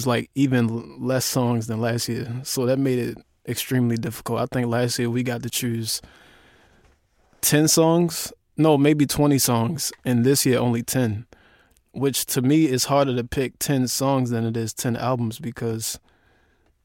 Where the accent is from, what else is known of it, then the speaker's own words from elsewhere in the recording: Baltimore, Maryland, United States; my hometown